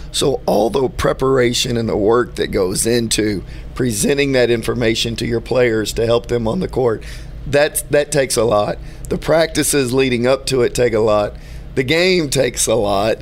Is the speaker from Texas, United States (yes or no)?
yes; Houston, Texas, United States; Being from Houston